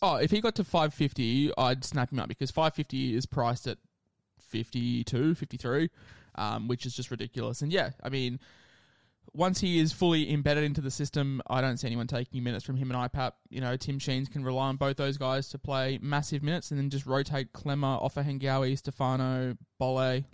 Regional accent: Queensland, Australia; as a Queenslander myself

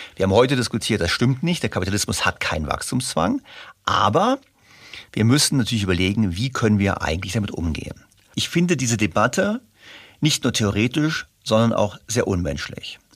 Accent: Germany; ich bin aufgewachsen in Deutschland in einer sozialen Marktwirtschaft

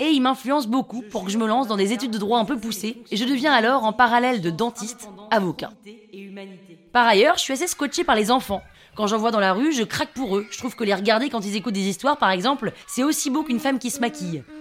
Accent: Nashville, Tennessee, United States; Je viens de Nashville dans le Tennessee.

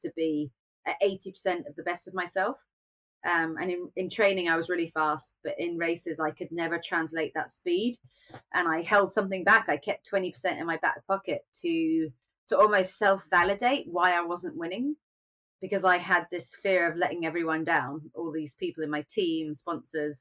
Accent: United Kingdom; being British

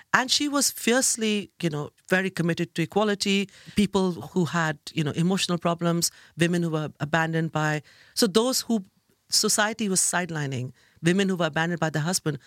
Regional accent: Kolkata, West Bengal, India; moved away as an adult; now in London, United Kingdom; I grew up in India

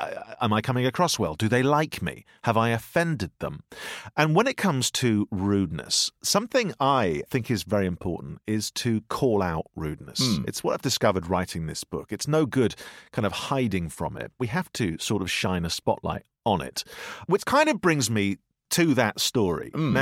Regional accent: United Kingdom; Now, we're British, and that is what you do.

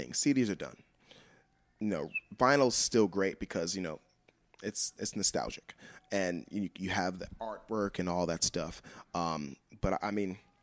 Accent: New York City, New York, United States; moved away as an adult; Growing up in New York City and playing music in New York City

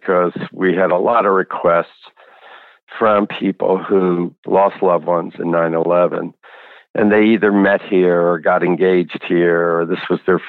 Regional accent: New Jersey, United States; also born or lived in San Francisco; I grew up in New Jersey, spent some time in San Francisco

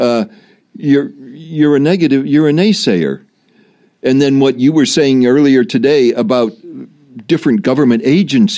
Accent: Chicago, Illinois, United States; moved away; Growing up in Chicago, as I did, but then in the Republican suburbs of Chicago

